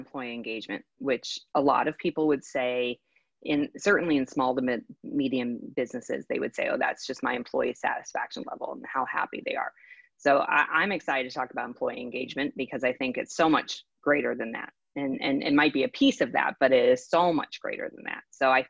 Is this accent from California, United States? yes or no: yes; California, United States; moved away as an adult; now in Texas, United States; I'm a transplant from California to Texas